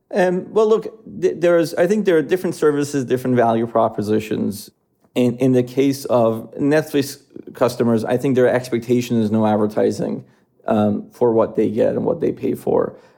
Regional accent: Iran; moved away as an adult; also born or lived in Philadelphia, United States; now in United States; I was born in the United States, uh, but I, I grew up in Iran

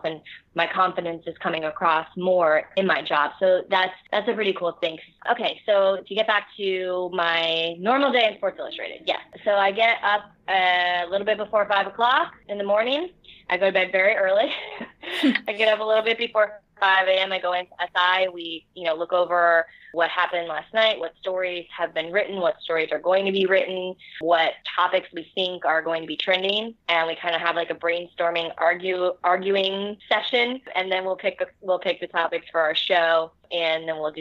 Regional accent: South Florida, United States; now in Philadelphia, United States; I grew up in South Florida

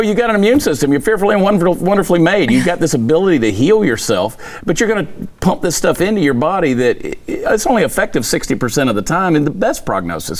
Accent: Texas, United States; as a Texan

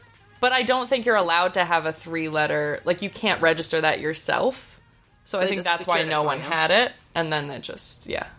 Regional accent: Midwest, United States; I'm from the Midwest, technically

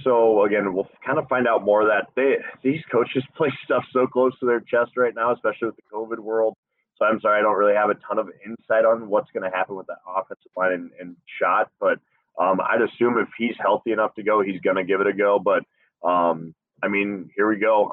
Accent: Des Moines, Iowa, United States; moved away; I, would rock shorts right now back in Des Moines

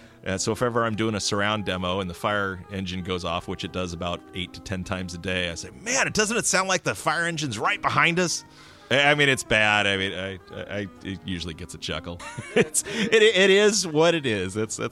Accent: California, United States; No, actually, I grew up in the Bay Area, and I came up to do my undergraduate work at the local university, Humboldt State University.

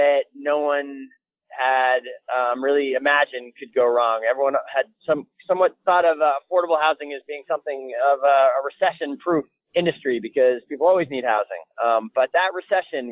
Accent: Brattleboro, Vermont, United States; I was born and raised in Vermont. I was born in Brattleboro, Vermont.

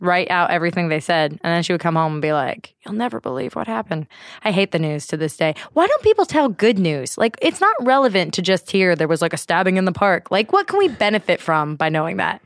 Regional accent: Bay Area, California, United States; Born and raised in the Bay Area

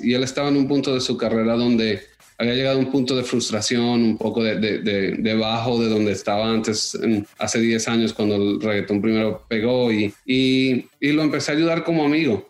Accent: Miami, Florida, United States; also born or lived in Bogotá, Colombia / New York / London / Los Angeles; yo aunque crecí en Miami, viví en Nueva York, en Londres, en Los Ángeles y terminé viviendo en Toronto los tres años antes de llegar a Miami otra vez

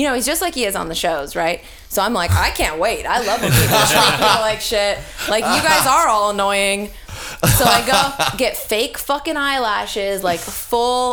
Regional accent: Texas, United States; I'm from Texas.

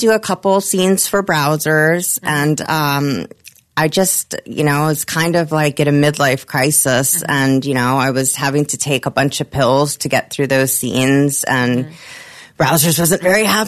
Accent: Germany; moved away; I'm from Germany.

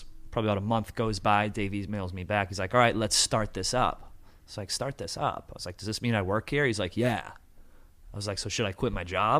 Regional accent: Massachusetts, United States; I am from Massachusetts

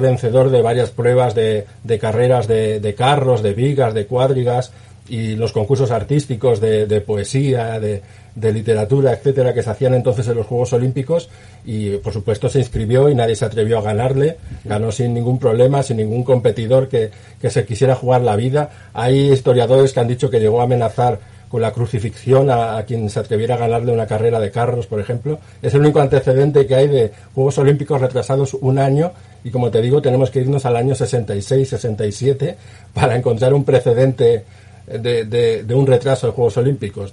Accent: Spain; Como español

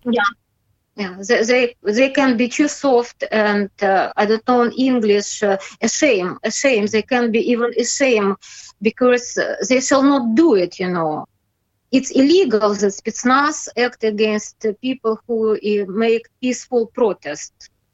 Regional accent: Belarus; English is a second language; I'm patriot uh, of my country and uh, I, I, love this country

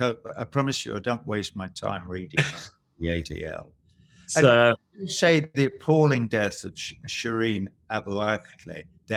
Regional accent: Cambridge, East of England, United Kingdom; I didn't go to Cambridge University, but I'm a townie. I was brought up in Cambridge. So I feel a certain kind of, you know, affinity for the town.

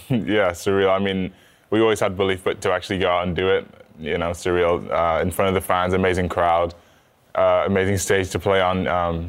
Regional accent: England, United Kingdom; now in Princeton, United States; back home in England

